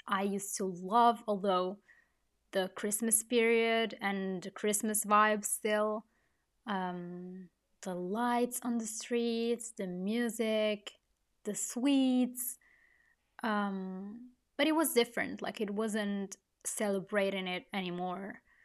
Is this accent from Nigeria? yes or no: no; Italy; I was born and I grew up in Italy